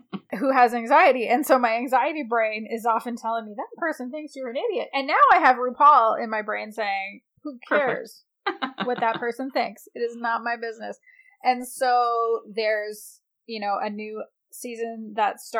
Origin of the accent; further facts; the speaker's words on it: Canada; I'm a Canadian